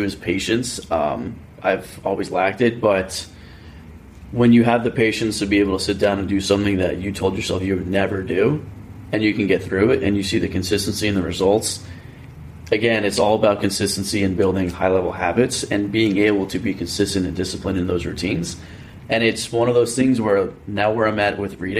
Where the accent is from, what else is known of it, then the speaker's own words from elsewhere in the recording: New Jersey, United States; I'm from Jersey